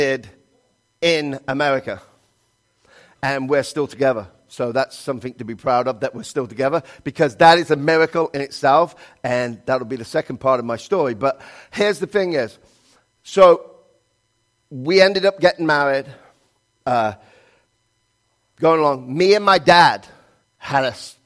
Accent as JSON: {"language": "English", "region": "England", "country": "United Kingdom", "moved": "as an adult", "lives_now": "United States", "said": "I'm from England"}